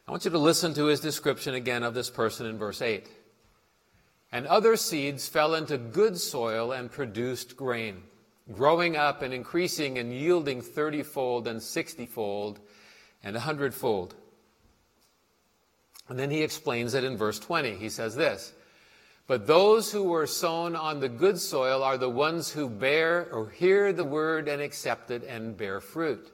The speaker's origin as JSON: {"language": "English", "town": "Portland", "country": "United States", "tie": "born or raised there", "said": "when I was growing up in Portland"}